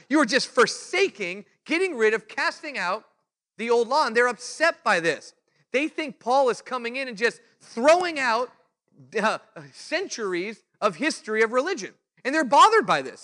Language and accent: English; California, United States; I was the preacher from California